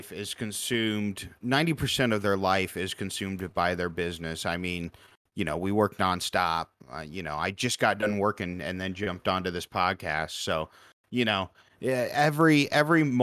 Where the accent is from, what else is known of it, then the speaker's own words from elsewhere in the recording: Southwest Iowa, United States; I'm born and raised in Southwest Iowa